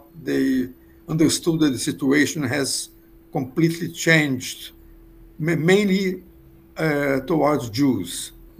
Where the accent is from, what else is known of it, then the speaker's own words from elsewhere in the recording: Rio de Janeiro, Brazil; I was born in Rio de Janeiro, Brazil, in 1942.